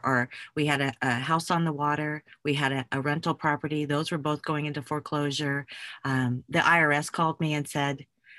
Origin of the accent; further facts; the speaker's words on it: Germany; Well, I grew up as an Army brat. I loved my childhood. I grew up in Germany